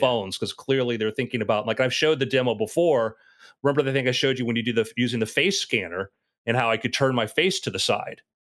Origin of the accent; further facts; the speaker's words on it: South Florida, United States; I was around that age growing up in South Florida at that time